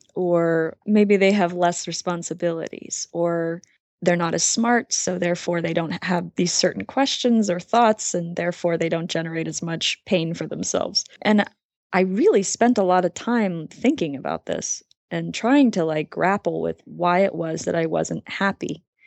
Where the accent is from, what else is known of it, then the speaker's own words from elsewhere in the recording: Hawaii, United States; I grew up in Hawaii and I have a twin sister